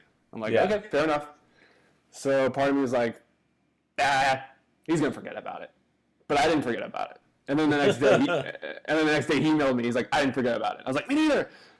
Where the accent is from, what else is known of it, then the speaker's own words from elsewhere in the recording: Nashville, Tennessee, United States; I'm from Nashville